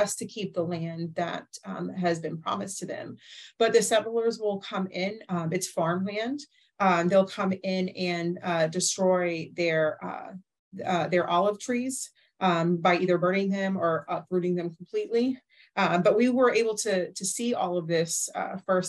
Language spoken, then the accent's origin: English; United States; as an American